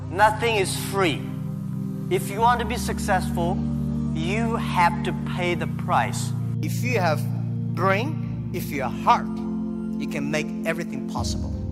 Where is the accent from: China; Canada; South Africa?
China